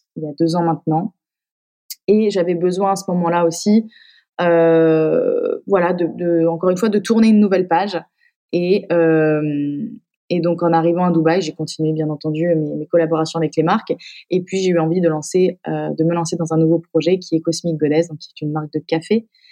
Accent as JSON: {"language": "French", "town": "Épinal", "region": "Grand Est", "country": "France", "also_born_or_lived": "Paris / Metz", "moved": "as an adult", "said": "Je viens d'Épinal"}